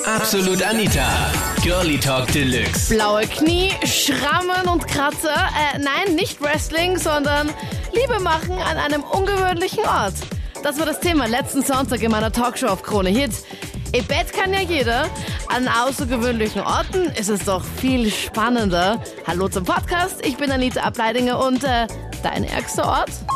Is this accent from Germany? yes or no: no; Linz, Upper Austria, Austria; ich komme aus Linz